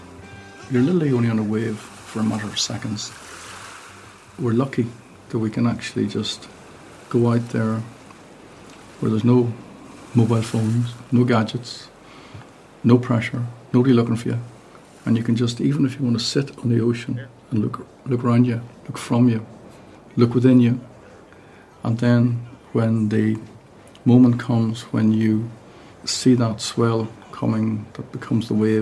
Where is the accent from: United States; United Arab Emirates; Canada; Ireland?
Ireland; Rossnowlagh, Donegal, Ulster; I'm from Rasnaila in Donegal.